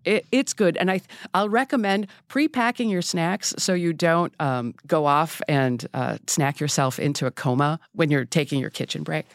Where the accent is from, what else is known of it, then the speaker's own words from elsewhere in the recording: Wisconsin, United States; I'm from Wisconsin